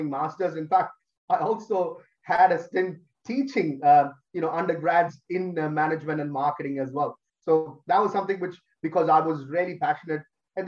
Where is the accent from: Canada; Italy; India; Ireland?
India; Delhi; moved away as an adult; also born or lived in Kerala; now in Australia; I grew up in Delhi